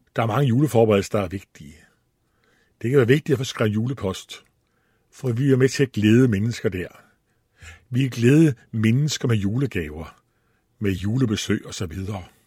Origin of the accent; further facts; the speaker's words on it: Allingåbro, Central Denmark Region, Denmark; moved away; also born or lived in Copenhagen; så stammer jeg fra Djursland, fra en by, der hedder Alingobro. Der var jeg vokset op